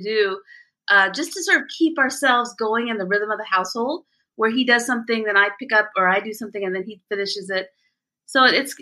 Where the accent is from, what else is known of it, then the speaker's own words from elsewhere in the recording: India; moved away; I was born in India